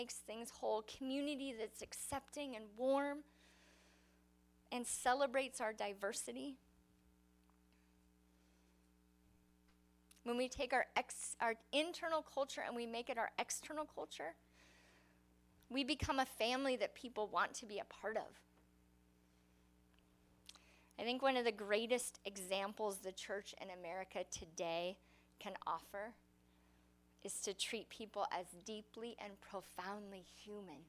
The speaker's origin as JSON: {"language": "English", "country": "United States", "said": "I love being an American."}